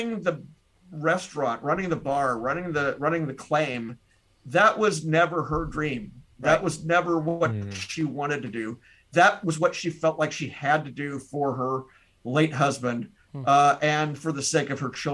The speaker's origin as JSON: {"language": "English", "region": "Tennessee", "country": "United States", "moved": "yes", "lives_now": "Wisconsin, United States", "said": "I'm not originally from Wisconsin, I'm from Tennessee."}